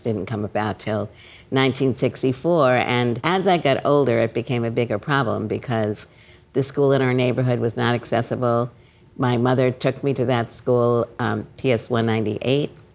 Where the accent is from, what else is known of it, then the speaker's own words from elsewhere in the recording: New York City, New York, United States; I grew up in Brooklyn